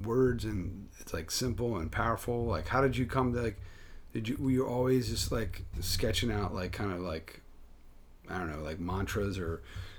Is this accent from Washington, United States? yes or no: no; Philadelphia, Pennsylvania, United States; now in Connecticut, United States; I'm from Philadelphia